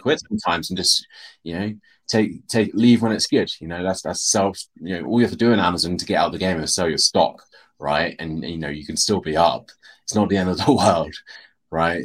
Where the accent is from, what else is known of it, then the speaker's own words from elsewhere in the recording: United Kingdom; we're, we're British English